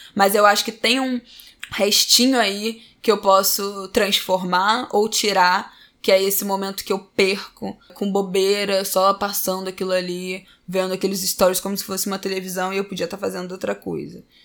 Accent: São Paulo, Brazil; now in Utah, United States; eu sou de São Paulo. Eu moro em Utah, nos Estados Unidos

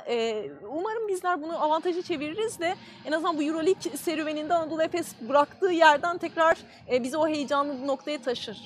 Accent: Erzincan, Turkey

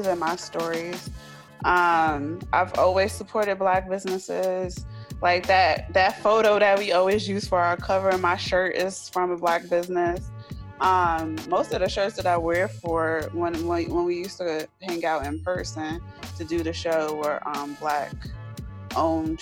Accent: New Jersey, United States; I'm from Jersey

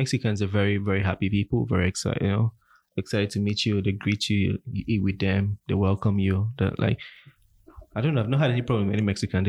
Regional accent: Akwa Ibom, Nigeria; now in Canada; I'm from Akwa Ibom State.

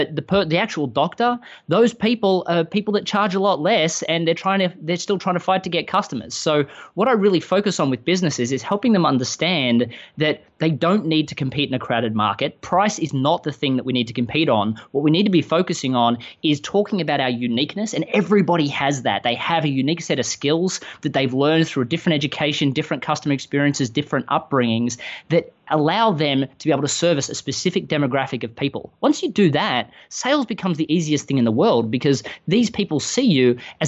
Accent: Melbourne, Victoria, Australia; moved away as an adult; now in Austin, United States; from the accent that while I live in the US, I live in Austin, Texas, I'm not quite from around here. I grew up in Melbourne, Australia.

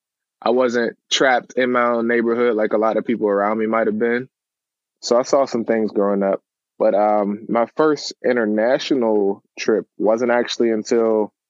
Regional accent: Pittsburgh, Pennsylvania, United States; also born or lived in Charlotte, North Carolina; I'm from Pittsburgh, but I wasn't actually born here. I was born in Charlotte, North Carolina.

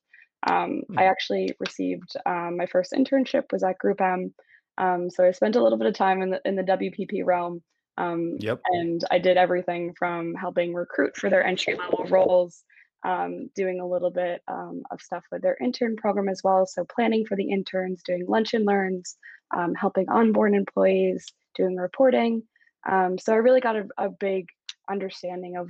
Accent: Long Island, New York, United States; I'm originally from Long Island, which is right outside of New York City

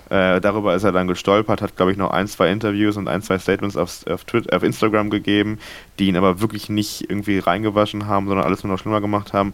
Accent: Hamburg, Germany; Also wahrscheinlich beschwert man sich als Hamburger dann doch

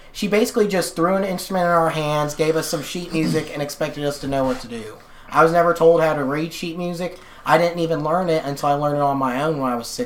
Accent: Kentucky, United States; It's definitely, I feel it's very odd because I was always in a weird position growing up. Like I didn't experience like the I hate to use this term, but I guess you call it the cliche Appalachian poverty

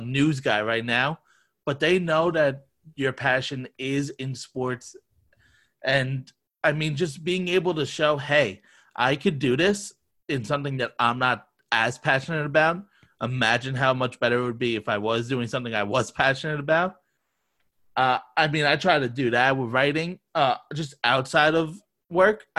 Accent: Long Island, New York, United States; moved away as an adult; now in Florida, United States; I grew up in Long Island, New York.

